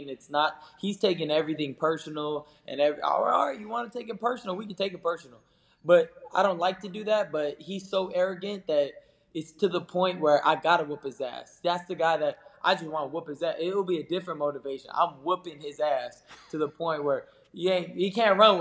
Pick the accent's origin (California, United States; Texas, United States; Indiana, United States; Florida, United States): California, United States; Southern; growing up in Southern California